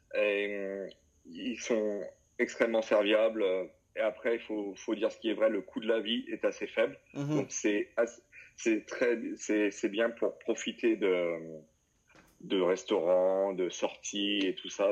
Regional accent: northern France, France; moved away as an adult; also born or lived in Lyon, France / South Africa; now in Marrakech, Morocco; je suis originaire du nord de la France

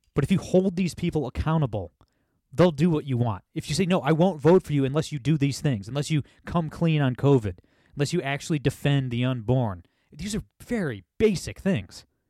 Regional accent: Ohio, United States; my home state of Ohio

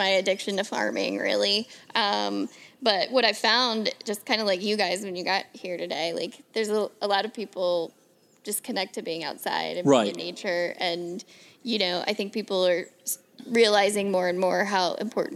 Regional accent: Northern Kentucky, United States; moved away as an adult; also born or lived in Seattle; I was born and raised in Northern Kentucky

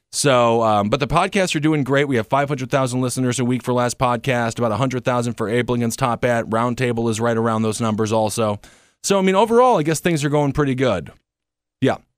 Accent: Wisconsin, United States; now in New York, United States; I'm from Wisconsin.

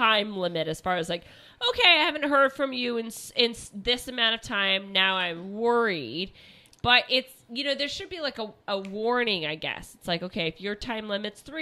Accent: Kansas, United States; moved away; I was born in Kansas

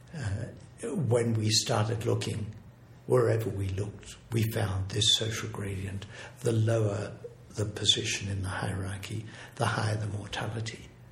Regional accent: Australia; moved away as an adult; also born or lived in England / Berkeley, California; I'm originally English, but I grew up in Australia and I was in Sydney

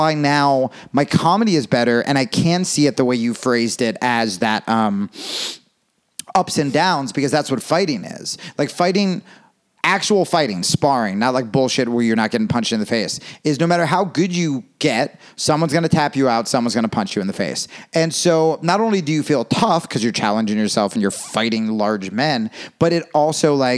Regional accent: New Jersey, United States; also born or lived in Brooklyn, New York; now in Los Angeles, United States; I grew up in Jersey

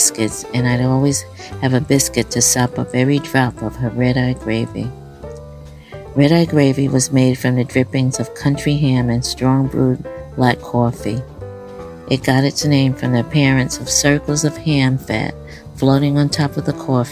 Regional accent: New York City, New York, United States; Growing up in Brownsville, East New York, in our fifth-floor housing development apartment

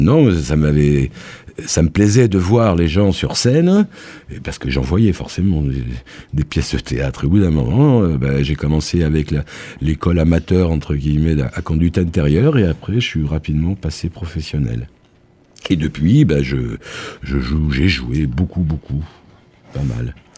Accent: Évreux, Normandy, France; now in Nîmes, France; je suis, je suis né en Normandie

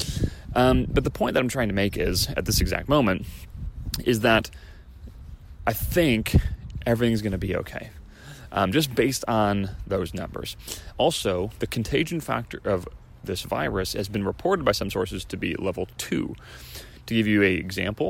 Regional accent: Chicago, Illinois, United States; now in California, United States; Illinois, my home state, from Chicago

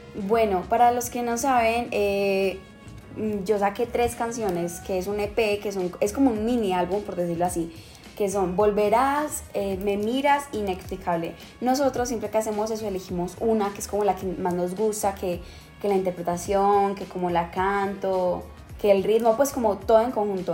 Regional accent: Medellín, Antioquia, Colombia; also born or lived in Chile; desde cuando me vine a vivir a Medellín, porque yo nací en Chile

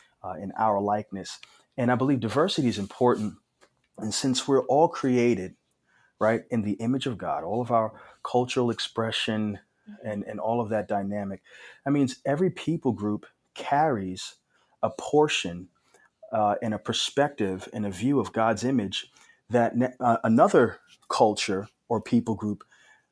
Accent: New York City, New York, United States; moved away as an adult; now in Phoenix, United States; I grew up in New York City, and past 3 years I've been out here in Phoenix, Arizona

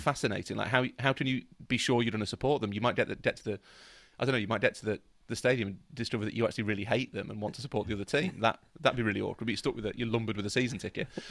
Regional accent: England, United Kingdom; we're all British

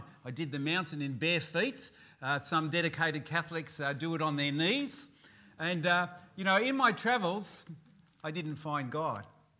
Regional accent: Newcastle, New South Wales, Australia; I come from Newcastle in New South Wales, and I'm a pastor of the Baptist Tabernacle there.

